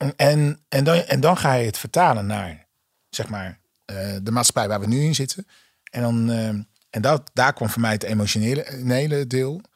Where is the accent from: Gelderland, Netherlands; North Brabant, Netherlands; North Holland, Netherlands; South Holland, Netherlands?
South Holland, Netherlands; Hoek van Holland; ik ben opgegroeid in Hoek van Holland